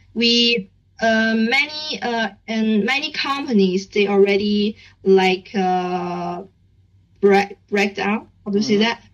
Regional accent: Beijing, China; English is a second language; I'm from Beijing, and I, don't need to go back to my like hometown because I'm just in, in Beijing

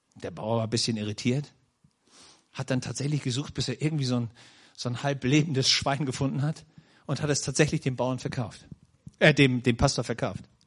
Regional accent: Schleswig-Holstein, Germany; now in Nördlingen, Germany; wo ich geboren wurde in Schleswig-Holstein

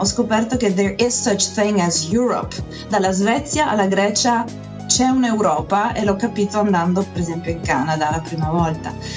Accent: Gorizia, Friuli-Venezia Giulia, Italy; moved away as an adult; also born or lived in Tuscia, Viterbo; sono nata a Gorizia sul confine sloveno

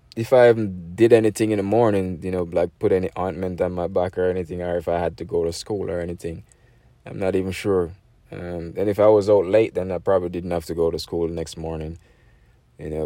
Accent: Jamaica; moved away; That's growing up in Jamaica

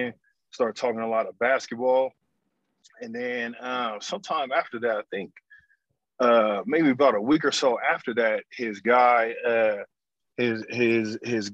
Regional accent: Oakland, California, United States; also born or lived in Sacramento / Germany; born and raised in Oakland, Bishop O'Dowd High School

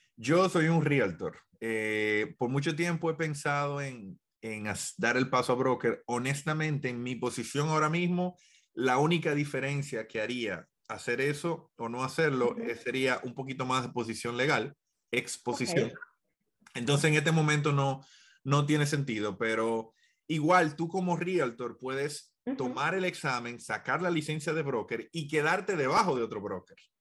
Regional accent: Dominican Republic; now in United States; yo soy dominicano

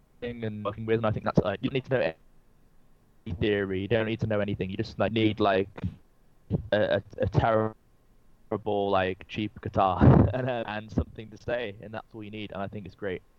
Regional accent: England, United Kingdom; accent: English; I really like to push my accent a lot, because I get a lot of listeners that aren't from England. I think a lot of people who aren't from England love our accent.

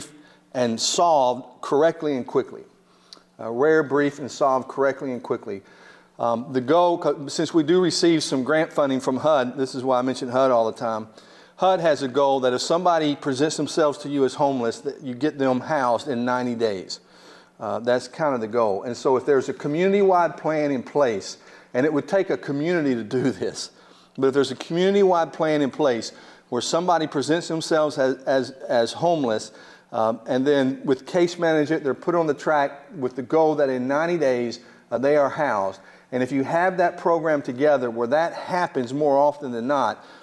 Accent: United States; I'm from Williamson County

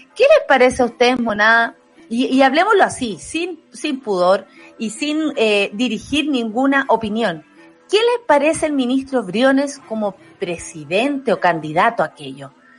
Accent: Chile; Nosotros somos chilenos

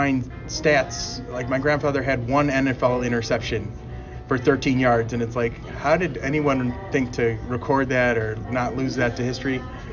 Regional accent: Cleveland, Ohio, United States; growing up in Cleveland

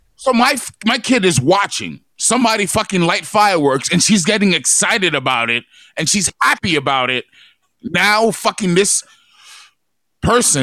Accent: New York, United States; now in Long Beach, United States; growing up in New York

